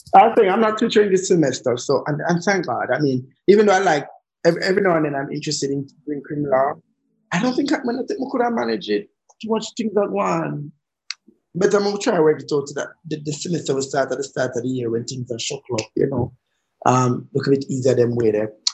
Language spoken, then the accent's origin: English; Jamaica; also born or lived in London